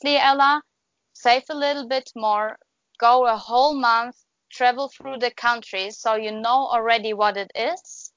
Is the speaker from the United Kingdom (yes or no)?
no; Germany; moved away as an adult; also born or lived in New Zealand; I go back to Germany, to the place where I used to live